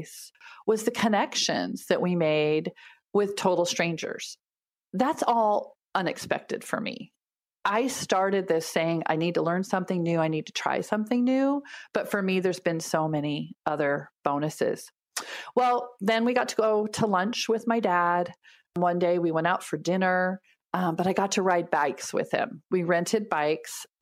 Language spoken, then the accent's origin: English; Pacific Northwest, United States; we come from the Pacific Northwest where everything's lush and green